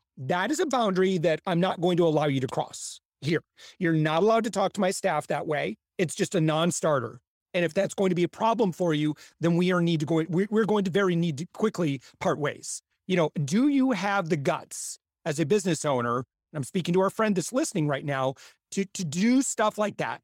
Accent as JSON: {"language": "English", "region": "Midwest", "country": "United States", "said": "I'm from the Midwest"}